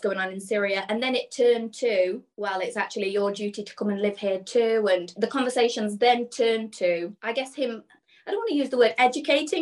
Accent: Burton-on-Trent, West Midlands, United Kingdom; also born or lived in Birmingham; I'm from a town called Burton-on-Trent. And growing up, I was just, you know, a normal girl

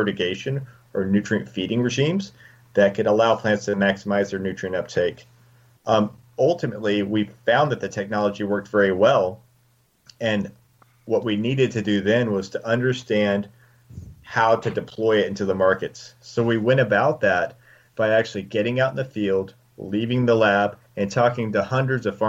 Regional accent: West Texas, United States; now in Colorado, United States; I grew up in West Texas

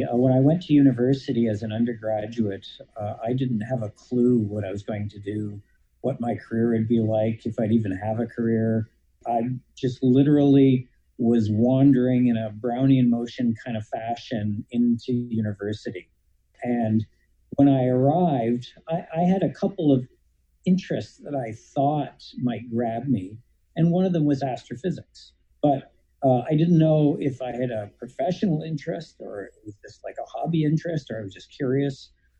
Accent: Ontario, Canada; accent: Canadian; moved away as an adult; also born or lived in Montreal, Quebec / Alberta / London, Ontario / Florida; now in Arizona, United States; I'm a Canadian, as people who listen to my accent will always tell me. I grew up in Ontario, but I kind of regard Montreal as my home because I moved there to go to high school

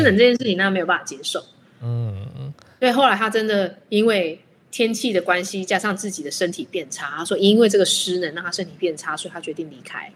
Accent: Taiwan; 我们台湾人很喜欢忍让

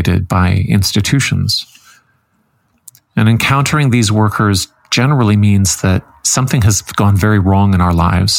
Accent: Canada; as a Canadian

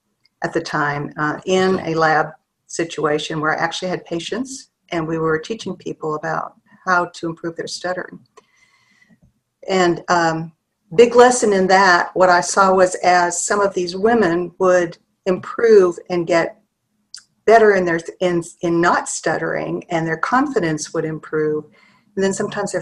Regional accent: Midwest, United States; also born or lived in Ohio / Illinois / Pennsylvania; I was a Midwest kid, so I was born and raised in Ohio, Illinois, and Pennsylvania.

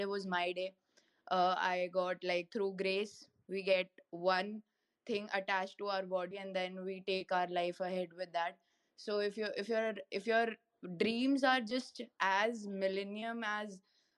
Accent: Delhi, India; I'm from Delhi, India

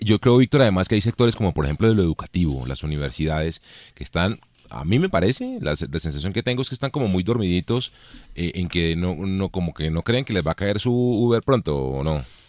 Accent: Colombia; nuestra vida nacional como colombianos

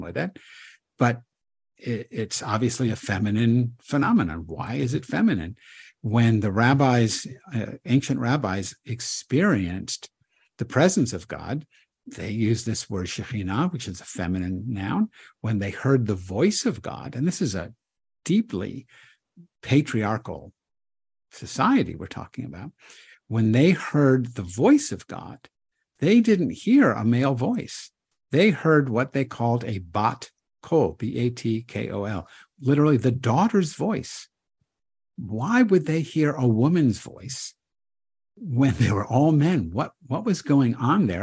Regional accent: United States; I'm an American

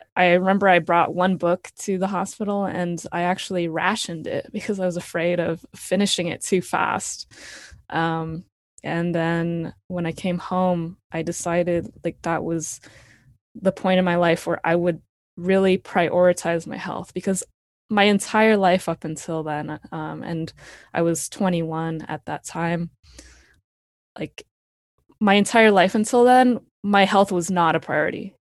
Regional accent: Palo Alto, California, United States; I grew up in Palo Alto, California, uh, right next to Stanford

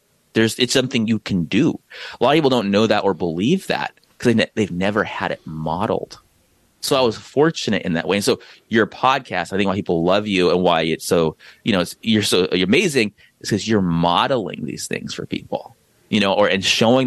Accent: San Diego, California, United States; I'm from San Diego.

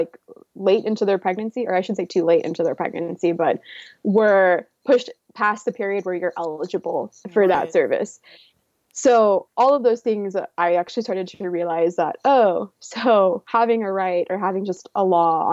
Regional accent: Oklahoma, United States; moved away as an adult; also born or lived in California; I am from Oklahoma. I've lived here essentially since I was 3 and before I moved to California for college

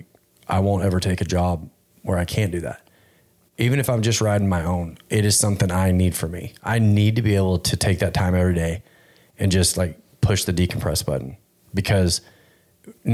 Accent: Fort Worth, Texas, United States; moved away as an adult; also born or lived in Oregon; I grew up in Fort Worth and I mean, I've lived there my whole life

